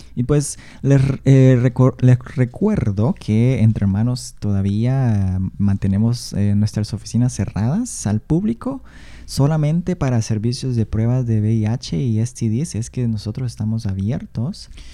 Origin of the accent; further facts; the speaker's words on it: Honduras; first language Spanish; moved away as an adult; now in Seattle, United States; yo soy de Honduras